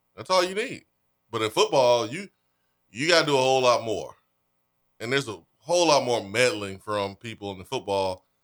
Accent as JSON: {"language": "English", "town": "Huntsville", "region": "Alabama", "country": "United States", "tie": "born or raised there", "moved": "yes", "said": "my family's friend's brother. I grew up with in Huntsville"}